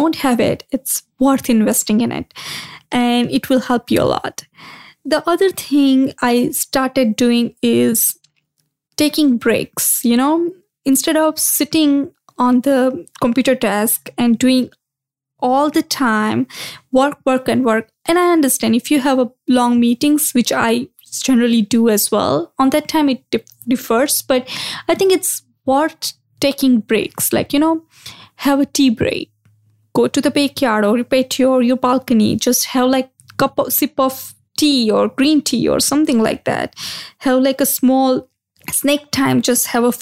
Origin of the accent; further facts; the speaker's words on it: India; moved away; growing up in India, I used to do yoga a lot